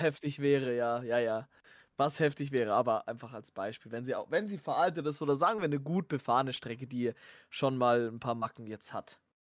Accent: Germany; wir sind Deutsche

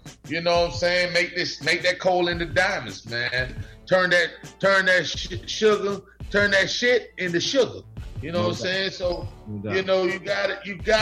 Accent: Perrine, Florida, United States; also born or lived in Bahamas; I grew up in a place called Perrine, Florida

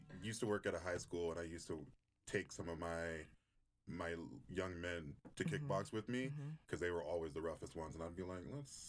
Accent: Victorville, California, United States; now in Reno, United States; I'm originally from Victorville, California, which okay. is in the middle of nowhere. No one ever knows where that's at.

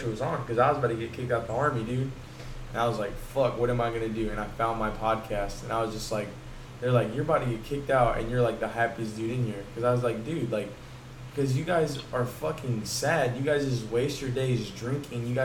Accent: the South, United States; everybody was hating like, oh, because we're from the South, oh, you Yankee, blah blah blah.

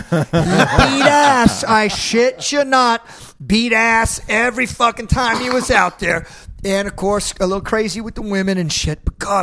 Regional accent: Robstown, Texas, United States; So as a American kid from the border, I was living down in Corpus Christi in a little town called Robstown, and my father's a Vietnam veteran

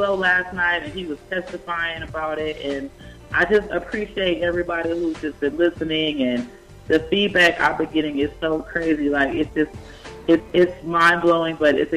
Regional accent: Oklahoma, United States; moved away as an adult; now in Atlanta, United States; I'm originally from Oklahoma

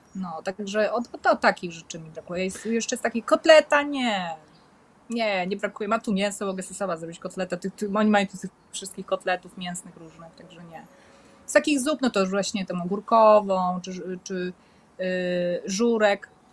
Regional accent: Poland; moved away as an adult; also born or lived in Koh Samet, Thailand; now in Thailand; ja jestem z Polski

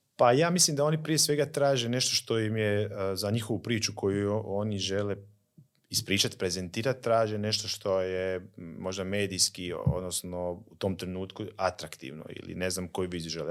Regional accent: Slavonski Brod, Brod-Posavina County, Croatia; Slavonski brod recimo, mi smo odrasli

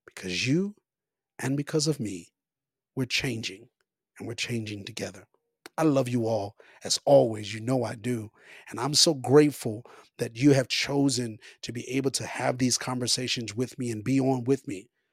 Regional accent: Copperas Cove, Texas, United States; moved away as an adult; now in Colorado, United States; I have been in Copper's Cove, Killeen, Texas, all of my life, small little beautiful town, but all of my life, that is all I know in some sense, like, that, that's all I was raised around

